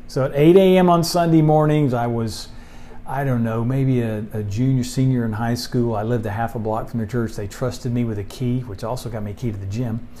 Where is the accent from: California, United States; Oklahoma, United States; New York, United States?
Oklahoma, United States; Oklahoma City; now in Tuttle, United States; I grew up in Oklahoma City, so I'm a city kid